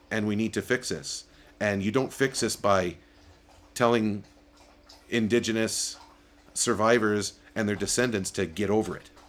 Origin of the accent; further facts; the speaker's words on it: Canada; I love being Canadian.